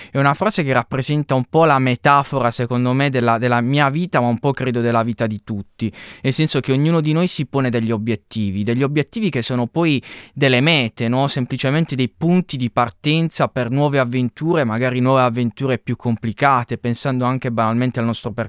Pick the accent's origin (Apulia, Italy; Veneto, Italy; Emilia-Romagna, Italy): Apulia, Italy; Canosa di Puglia; Esattamente, sì, mm. sono di Canosa di Puglia